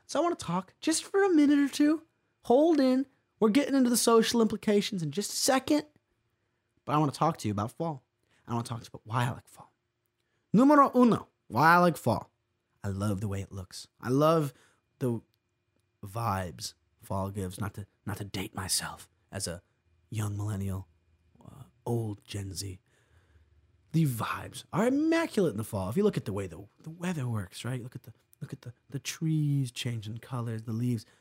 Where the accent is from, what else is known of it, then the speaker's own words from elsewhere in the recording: New York, United States; I'm from New York State. I've lived here my entire life.